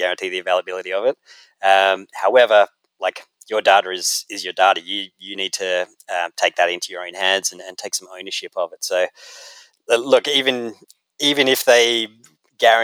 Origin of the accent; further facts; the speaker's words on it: Australia; moved away as an adult; now in United States; I'm Australian